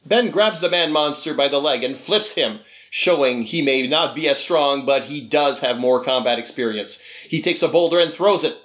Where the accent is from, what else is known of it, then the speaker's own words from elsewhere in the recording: the Maritimes, Canada; there was never really a character from my region in there. Mm-hmm. Uh, the Maritimes have been uh, ignored